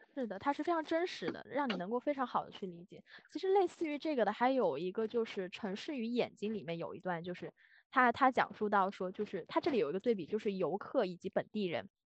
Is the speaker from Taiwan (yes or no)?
no; China; 我的家乡它这种性特质会更加明确